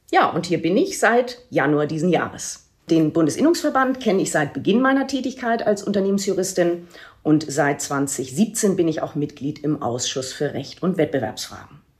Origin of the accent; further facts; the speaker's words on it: Lübeck, Schleswig-Holstein, Germany; Und ich habe dann 2007 die Möglichkeit erhalten, zurück in meine Heimatstadt Lübeck zu wechseln